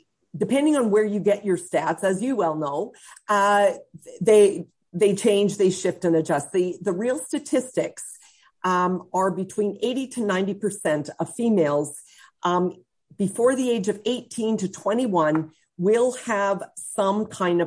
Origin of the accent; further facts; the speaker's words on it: Central Alberta, Canada; I'm from Central Alberta.